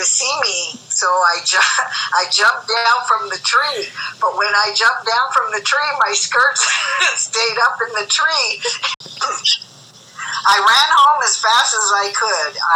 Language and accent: English; Inglewood, California, United States; I was born in Inglewood, California